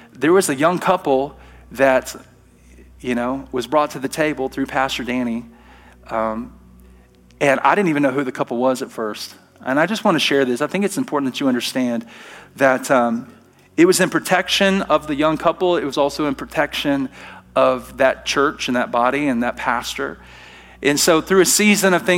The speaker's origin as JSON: {"language": "English", "region": "Alabama", "country": "United States", "moved": "yes", "lives_now": "Treasure Valley, United States", "said": "I'm from Alabama"}